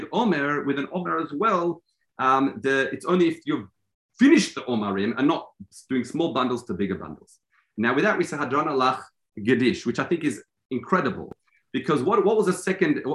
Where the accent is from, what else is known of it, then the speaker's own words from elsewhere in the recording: Australia; I'm Australian